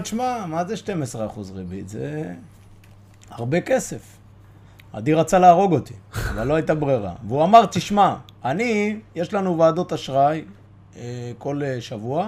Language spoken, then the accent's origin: Hebrew; Bat Yam, Tel Aviv District, Israel; אני ועדי חברי ילדות, גדלנו בבת ים